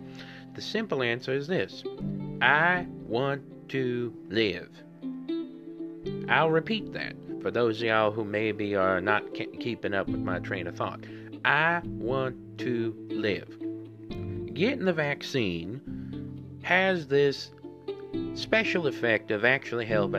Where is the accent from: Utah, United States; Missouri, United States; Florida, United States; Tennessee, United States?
Missouri, United States; Southern; I'm just somebody from Southern Missouri